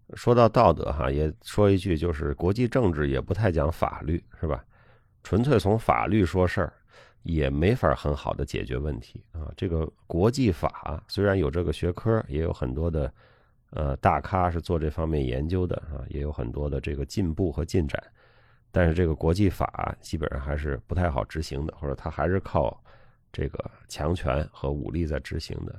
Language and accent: Chinese; China; 我们中国人